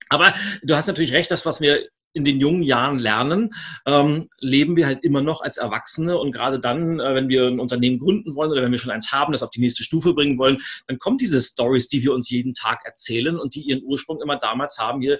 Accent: Switzerland; äh, als Schweizer muss ich das fragen, Berge oder Meer?

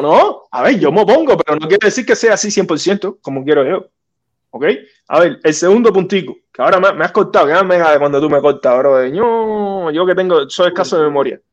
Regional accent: Cuba; moved away as an adult; now in United States; como ciudadano de Cuba, que nací en Cuba

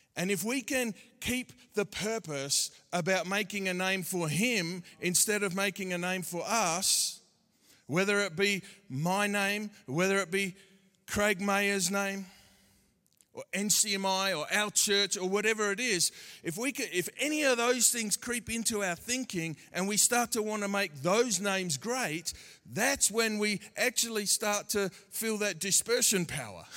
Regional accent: Australia; accent: Aussie; my Aussie accent

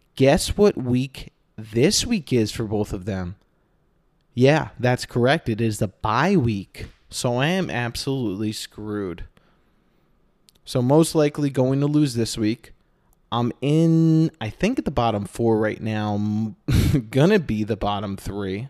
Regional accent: Northeast, United States; now in Phoenix, United States; I'm originally from the Northeast where they have something called seasons

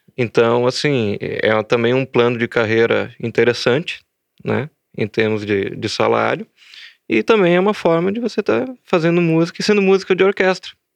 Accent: Rio Grande do Sul, Brazil; also born or lived in Belo Horizonte; Sou, gaúcho, sou gaúcho e estou em Santa Maria.

